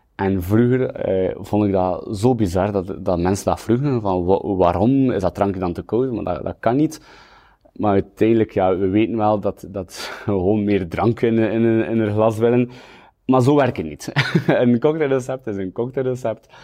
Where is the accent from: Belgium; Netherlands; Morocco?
Belgium; Kortrijk, Flanders; also born or lived in Kuurne; Ik ben geboren in Kortrijk op 23 juli 1992. Ik woon in Kuurne, naast Kortrijk